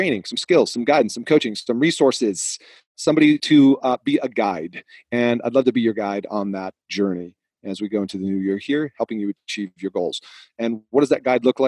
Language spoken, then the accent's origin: English; Massachusetts, United States; moved away; when I grew up in Massachusetts, I had lots of friends